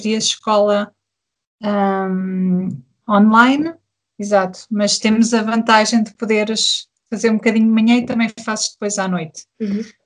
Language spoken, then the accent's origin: Portuguese; Portugal; moved away as an adult; also born or lived in Germany; now in Berlin, Germany; Eu sou portuguesa e o meu marido é camaronês